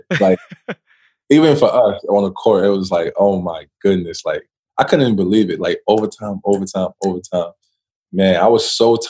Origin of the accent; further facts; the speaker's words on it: New York City, New York, United States; growing up, I knew the kind of players that NY produced.